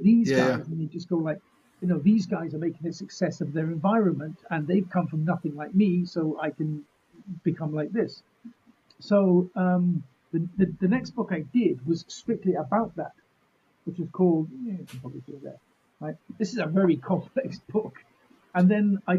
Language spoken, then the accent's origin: English; United Kingdom; we're British